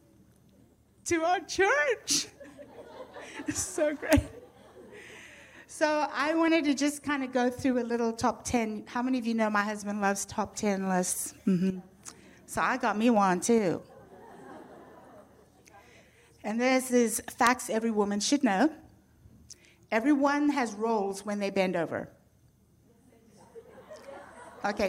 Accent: Zimbabwe; accent: British; moved away; I'm already from a country named, well, it was named Rhodesia

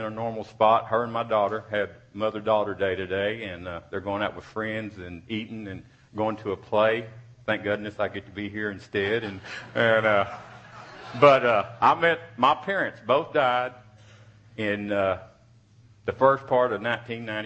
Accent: Odessa, Texas, United States; I was born in Odessa, Texas in 1957, May 23rd

